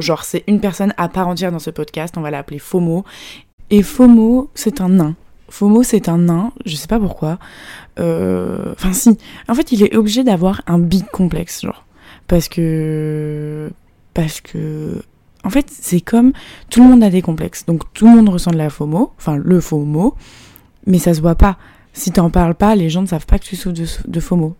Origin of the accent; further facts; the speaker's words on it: France; now in Shanghai, China; je suis française